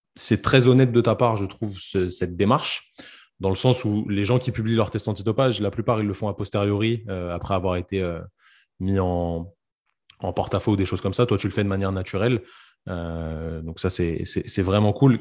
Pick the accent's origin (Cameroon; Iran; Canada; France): France; chez nous en France